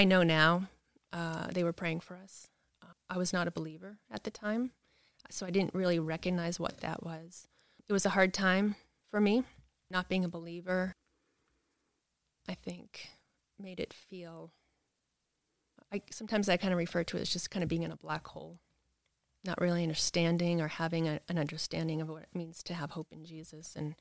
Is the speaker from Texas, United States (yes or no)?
no; Massachusetts, United States; moved away as an adult; also born or lived in California; now in Pickens County, United States; growing up, I was raised in Massachusetts